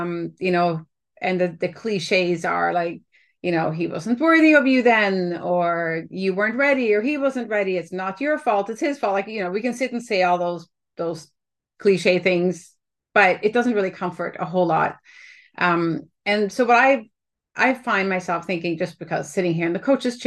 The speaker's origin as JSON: {"language": "English", "country": "Canada", "said": "as a Canadian sitting up here"}